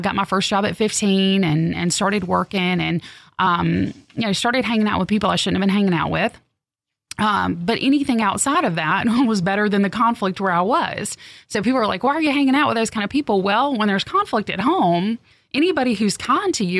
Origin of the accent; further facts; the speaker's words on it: the South, United States; growing up in the South